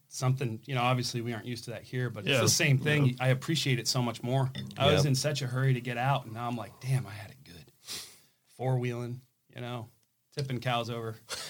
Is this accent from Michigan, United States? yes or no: yes; Byron Center, Michigan, United States; moved away; I grew up in Byron Center, Michigan on a cow farm.